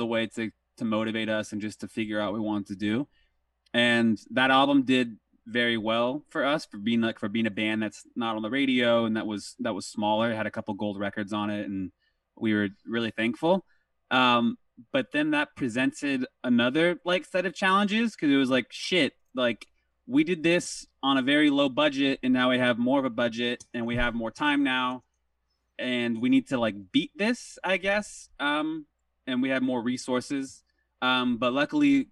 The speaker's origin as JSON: {"language": "English", "area": "Orange County", "region": "Southern California", "country": "United States", "tie": "born or raised there", "said": "I grew up in Southern California in Orange County."}